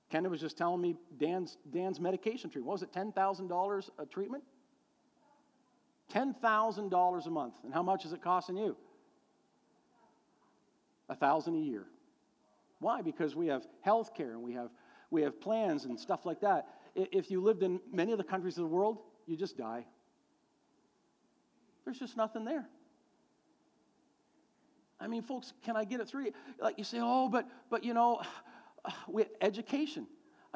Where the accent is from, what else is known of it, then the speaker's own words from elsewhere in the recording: Canada; here in Canada